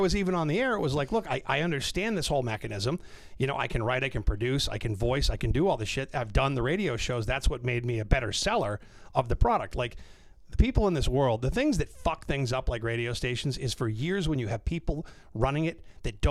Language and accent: English; North Shore, Massachusetts, United States; also born or lived in Orlando; I grew up on the North Shore, so I was a BCN kid growing up.